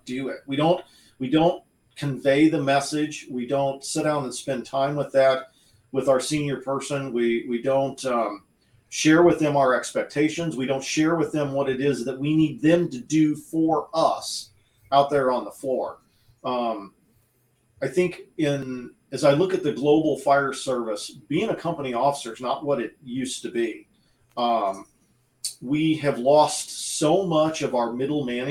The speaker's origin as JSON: {"language": "English", "country": "United States", "tie": "born or raised there", "said": "I grew up in the Quad Cities"}